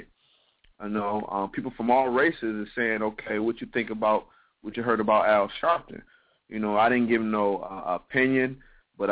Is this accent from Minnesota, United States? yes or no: no; Toledo, Ohio, United States; you being from my hometown, I am from Toledo